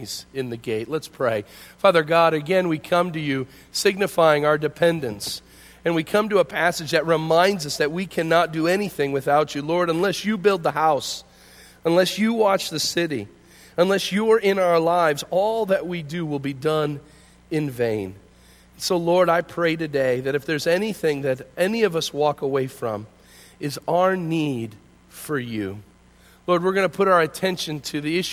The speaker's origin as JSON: {"language": "English", "town": "Hinckley", "region": "Illinois", "country": "United States", "tie": "born or raised there", "said": "Growing up in Hinckley, just west of here, I grew up just outside of town"}